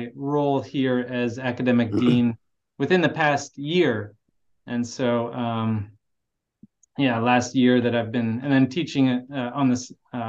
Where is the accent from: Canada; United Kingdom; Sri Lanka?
Canada; I was born and raised in Canada. I'm Canadian